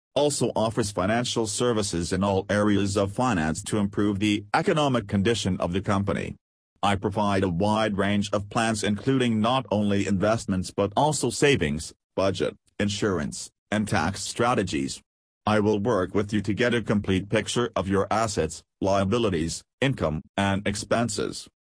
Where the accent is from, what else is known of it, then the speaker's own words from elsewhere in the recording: Cambridge, Massachusetts, United States; I was born in Cambridge, Massachusetts to Irish immigrant parents